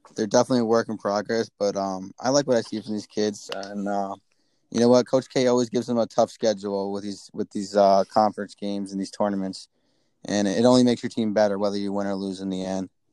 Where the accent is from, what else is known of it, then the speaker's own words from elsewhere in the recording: Westchester, New York, United States; I'm from Westchester, so I, I that's a close school to me. Um, it's like 20 minutes from my house